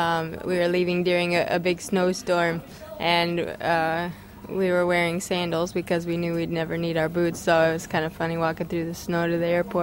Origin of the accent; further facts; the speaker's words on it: Colorado, United States; Colorado in America.